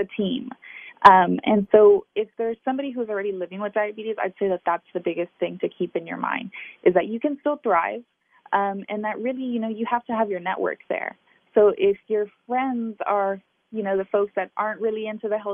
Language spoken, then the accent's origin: English; Texas, United States; I grew up here in Texas with a community of friends and family who are very affected by diabetes